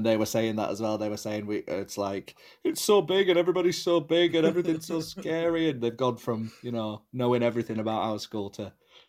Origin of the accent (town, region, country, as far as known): Yorkshire and the Humber, United Kingdom